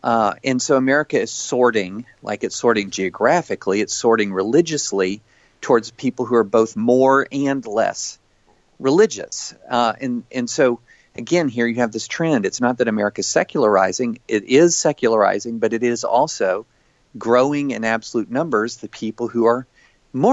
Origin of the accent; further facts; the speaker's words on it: the South, United States; I grew up in the South, in the rural South